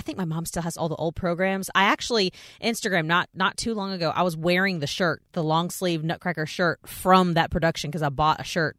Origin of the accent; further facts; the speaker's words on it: Texas, United States; one year my mom got tickets to see like the Russian ballet come to Fair Park because I grew